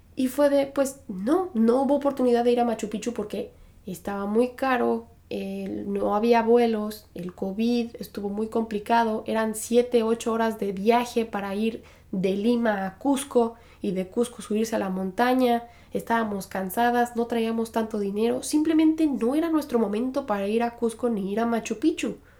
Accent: Mexico; moved away; soy de México

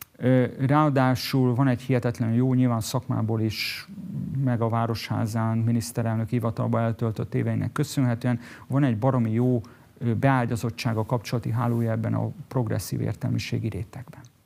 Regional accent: Budapest, Hungary; Budapesten születtem

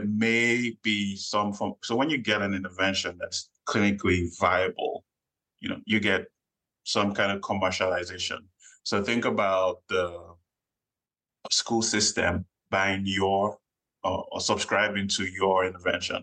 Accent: Nigeria; moved away as an adult; now in United States; Growing up in Nigeria, first son of the family

